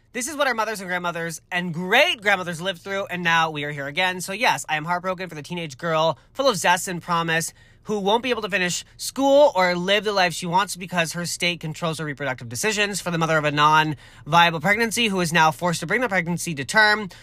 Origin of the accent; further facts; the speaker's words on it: Massachusetts, United States; moved away; also born or lived in California; I'm from Massachusetts. It's where I grew up